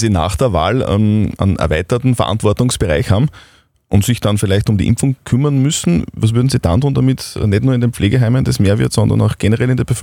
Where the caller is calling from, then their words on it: Upper Austria, Austria; Ich wollte Sie gerne fragen, wie das mit der Impfquote bei uns in Oberösterreich weitergeht.